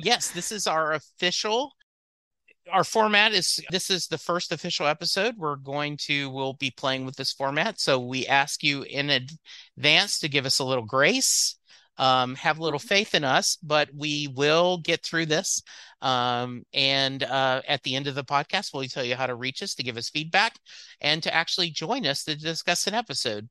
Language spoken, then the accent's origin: English; Lake Charles, Louisiana, United States; that's where I grew up in Lake Charles, Louisiana, is where I graduated high school